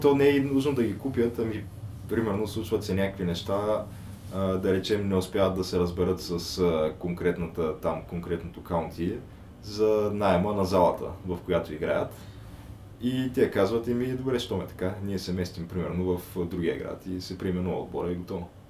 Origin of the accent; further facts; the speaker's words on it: Bulgaria; като българин